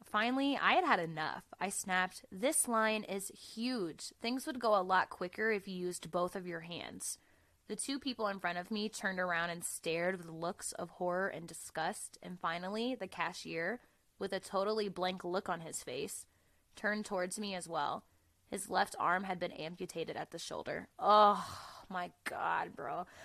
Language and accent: English; Florida, United States; moved away as an adult; now in Colorado, United States; I'm from Florida